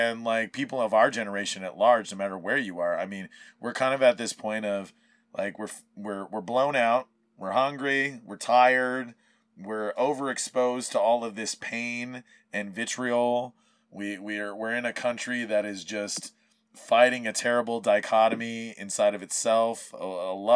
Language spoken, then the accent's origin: English; Maui, Hawaii, United States; moved away; I was gone from Maui for those 18 years